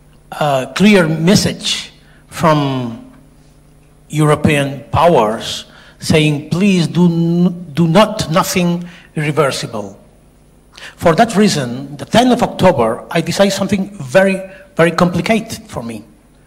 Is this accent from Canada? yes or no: no; Catalonia, Spain; I'm from Catalonia.